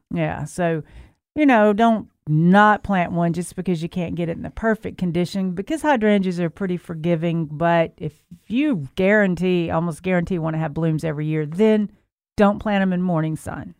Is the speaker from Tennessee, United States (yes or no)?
yes; Memphis, Tennessee, United States; moved away; I'm from Memphis, but I was gone for a while